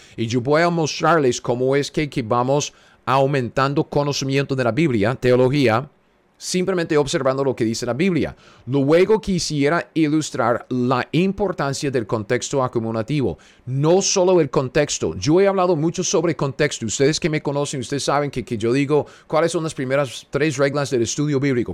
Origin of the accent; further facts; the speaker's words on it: United States; Spanish is a second language; Soy un gringo cualquiera en medio de los Estados Unidos